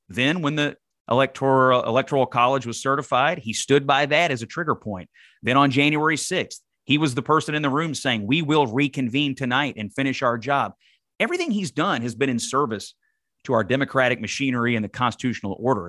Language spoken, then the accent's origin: English; Dawson Springs, Kentucky, United States; I'm from Dawson Springs, Kentucky